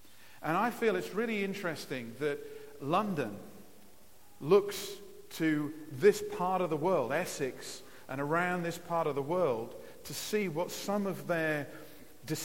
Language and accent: English; Nigeria; also born or lived in Lowestoft, England; I grew up in Africa. I was born in Lowestoft and went out to Nigeria when I was about 3 years old and spent 23 years growing up in Africa.